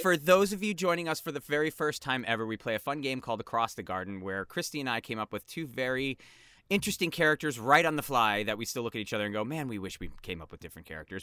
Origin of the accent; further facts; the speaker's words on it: East Coast, United States; two of us are East Coast people here